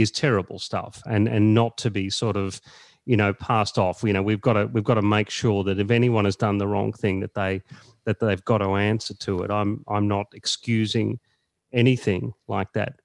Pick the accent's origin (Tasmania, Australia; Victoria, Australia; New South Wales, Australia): Victoria, Australia; Echuca; I was born in Echuca, uh, in, in country Victoria, just on the Murray there